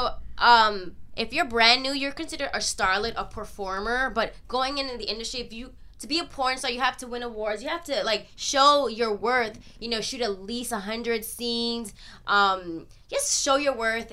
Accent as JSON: {"language": "English", "region": "New York", "country": "United States", "tie": "born or raised there", "moved": "yes", "lives_now": "Los Angeles, United States", "said": "I'm born and raised in New York"}